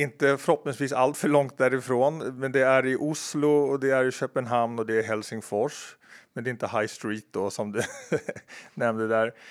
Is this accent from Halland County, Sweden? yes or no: no; Stockholm, Stockholm County, Sweden; när jag växte upp på Kungsholmen